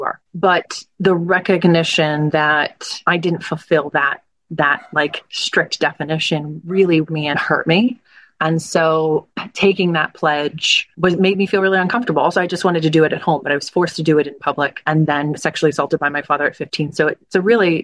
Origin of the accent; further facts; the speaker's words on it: New Jersey, United States; I grew up in South Jersey